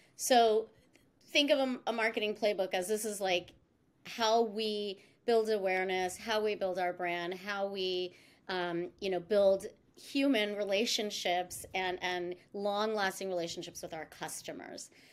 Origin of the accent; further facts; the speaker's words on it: East Coast, United States; moved away as an adult; I'm actually born and raised on the East Coast